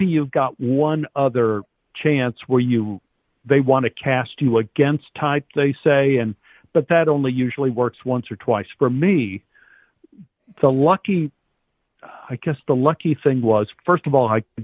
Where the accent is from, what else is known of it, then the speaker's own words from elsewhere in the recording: Texas, United States; growing up in Texas